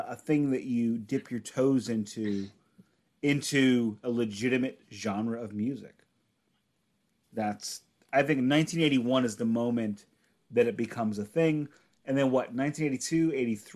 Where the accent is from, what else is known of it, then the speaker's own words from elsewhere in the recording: Middle America, Midwest, United States; I'm from Middle America